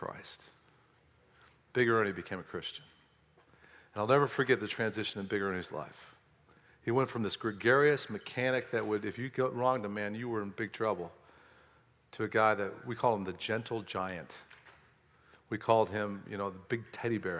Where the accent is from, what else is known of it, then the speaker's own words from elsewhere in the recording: Oak Park, Illinois, United States; my house that I grew up in Oak Park, Illinois